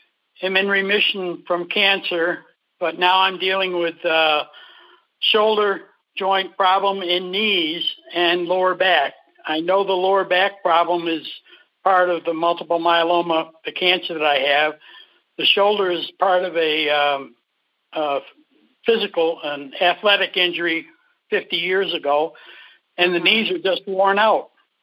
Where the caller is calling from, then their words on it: Tucson, Arizona, United States; I'm calling from Tucson.